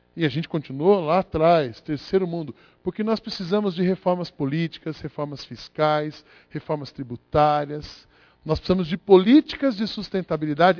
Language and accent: Portuguese; Brazil; vivo no Brasil. Sou brasileiro, com muito orgulho